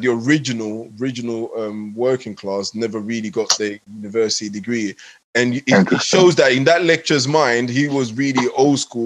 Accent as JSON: {"language": "English", "region": "England", "country": "United Kingdom", "also_born_or_lived": "Ghana", "said": "I'm a local boy in England."}